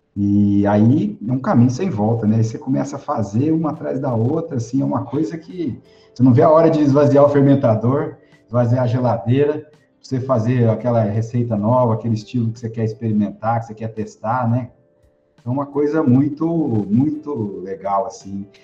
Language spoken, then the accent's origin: Portuguese; Batatais, São Paulo, Brazil; now in Barra do Garças, Brazil; eu sou paulista do interior, sou de Batatais, uma cidade perto de Ribeirão Preto